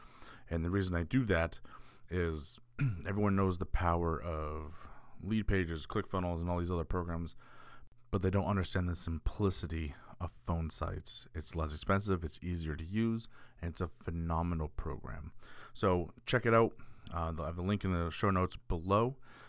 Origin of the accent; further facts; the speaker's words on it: Northeast, United States; even though I was Hispanic, I grew up with a family up here in the Northeast